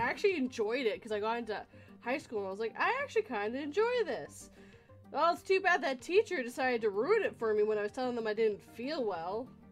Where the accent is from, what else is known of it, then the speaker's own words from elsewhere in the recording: Canada; I'm Canadian